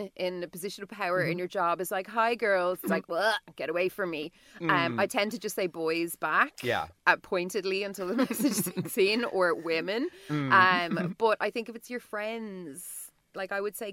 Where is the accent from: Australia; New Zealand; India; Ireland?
Ireland; Dublin, Leinster; I'm a Virgo from Dublin